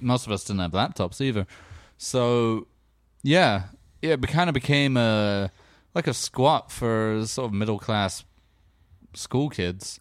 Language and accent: English; England, United Kingdom; growing up in England